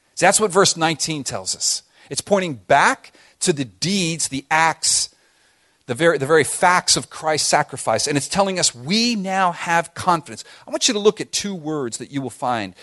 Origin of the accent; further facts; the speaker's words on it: Miami, Florida, United States; growing up in Miami